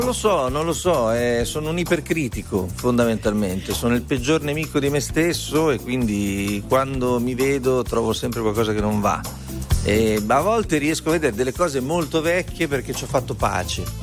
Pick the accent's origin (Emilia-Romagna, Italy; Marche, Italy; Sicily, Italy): Emilia-Romagna, Italy; Noi siamo emiliano-romagnoli